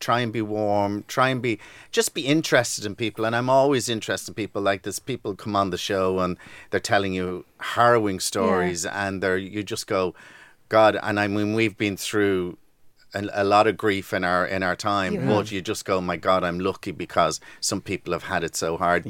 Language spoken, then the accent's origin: English; Dublin, Leinster, Ireland; I am from Ballyfermot.